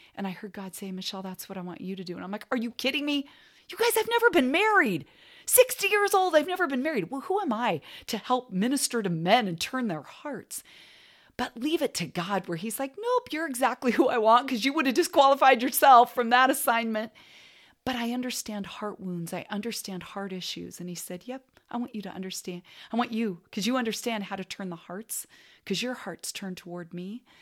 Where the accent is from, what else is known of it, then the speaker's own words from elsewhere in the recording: Portland, Oregon, United States; also born or lived in California; when I was in fourth grade, we moved from California to Portland so my dad could go to Western Seminary